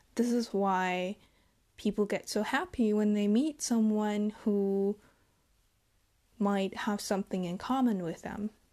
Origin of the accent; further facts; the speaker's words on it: Germany; And I'm from Germany. I was born and raised here.